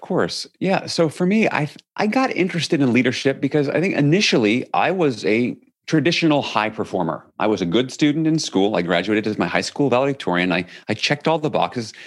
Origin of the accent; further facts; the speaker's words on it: New York City, New York, United States; I grew up in New York City